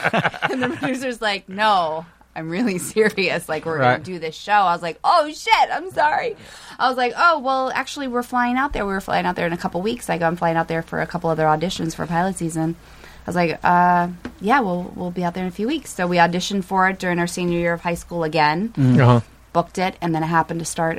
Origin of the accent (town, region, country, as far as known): Gainesville, Florida, United States; born or raised there; accent: twang; moved away as an adult; now in Los Angeles, United States